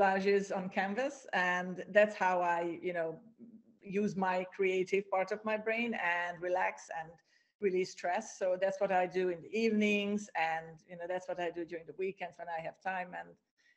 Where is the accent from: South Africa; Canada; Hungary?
Hungary; also born or lived in Ireland; now in Cyprus; I'm from Hungary